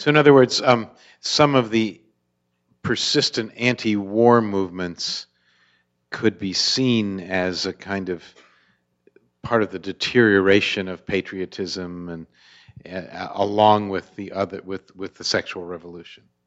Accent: Pennsylvania, United States; moved away; I'm originally from Pennsylvania.

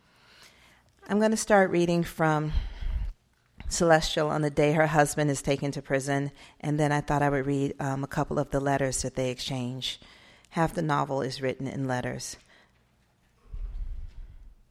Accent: Atlanta, Georgia, United States; moved away as an adult; also born or lived in Arizona; I'm from Atlanta

